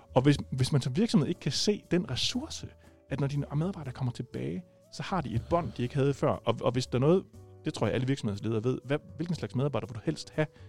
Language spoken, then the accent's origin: Danish; Rødding, Southern Denmark, Denmark; jeg er jo fra Rødding, og ikke fra Gram